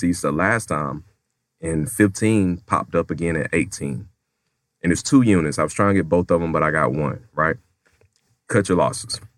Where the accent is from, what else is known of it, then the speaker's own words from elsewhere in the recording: Americus, Georgia, United States; I'm from a small town in Southwest Georgia